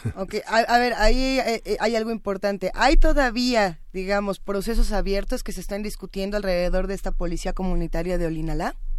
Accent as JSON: {"language": "Spanish", "country": "Mexico", "said": "en nuestro país"}